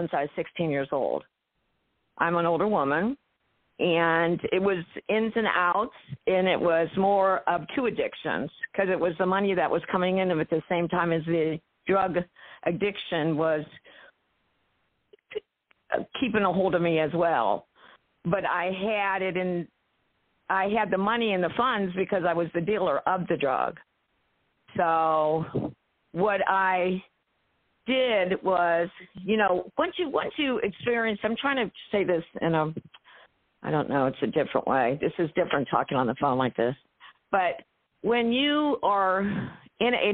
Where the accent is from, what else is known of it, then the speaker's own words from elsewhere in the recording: Ohio, United States; I am from Ohio, the Buckeye State, of course